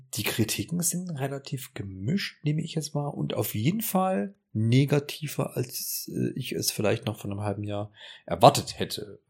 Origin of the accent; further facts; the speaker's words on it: Erfurt, Thuringia, Germany; von Ingolstadt nach Erfurt, meine Heimatstadt